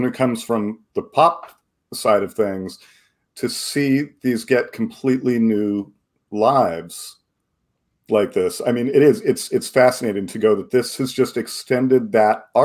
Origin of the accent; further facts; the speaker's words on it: West Coast, United States; I grew up on the West Coast